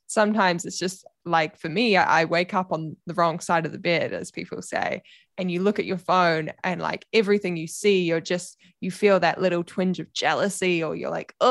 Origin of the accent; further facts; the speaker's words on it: New Zealand; accent: Kiwi; My Kiwi accent